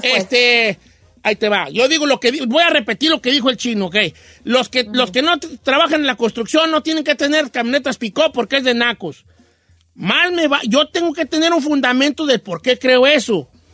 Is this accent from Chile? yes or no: no; Zamora, Michoacán, Mexico; yo soy del Valle de Zamora